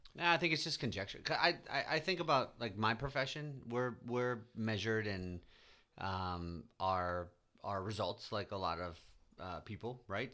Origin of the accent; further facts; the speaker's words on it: Midwest, United States; being a Midwesterner